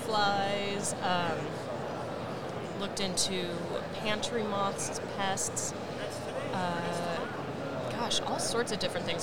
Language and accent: English; Washington, United States; a kid from Washington State